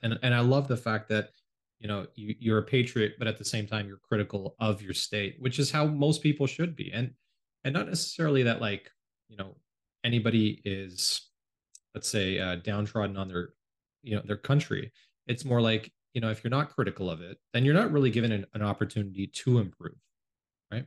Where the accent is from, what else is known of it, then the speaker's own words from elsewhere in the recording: Canada; also born or lived in United States; I grew up mostly in Canada. It's where I live now.